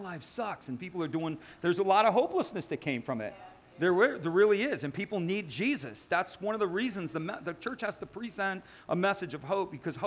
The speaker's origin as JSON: {"language": "English", "country": "United States", "said": "I'm an American. I'm born and bred"}